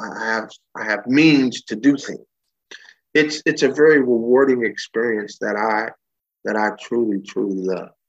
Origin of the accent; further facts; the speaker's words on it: Bay Area, California, United States; I was born and raised in California, uh, Bay Area boy.